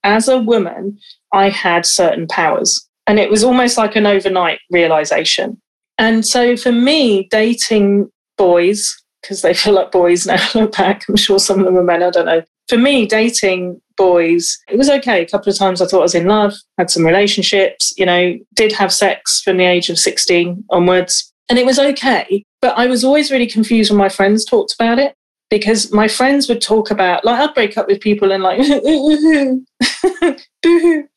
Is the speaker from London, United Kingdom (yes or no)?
no; West Wales, United Kingdom; growing up in West Wales